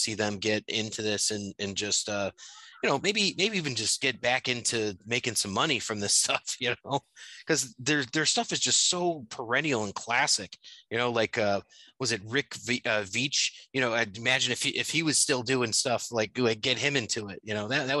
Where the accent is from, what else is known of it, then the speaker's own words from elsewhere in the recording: Connecticut, United States; I grew up in Connecticut